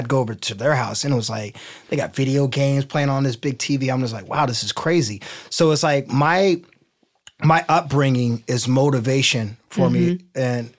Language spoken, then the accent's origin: English; Midwest, United States; I'm from the Midwest. We have basements.